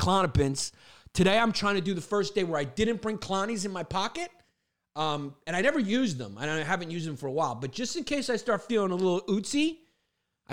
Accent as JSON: {"language": "English", "town": "Brooklyn", "region": "New York", "country": "United States", "tie": "born or raised there", "said": "I grew up in Brooklyn"}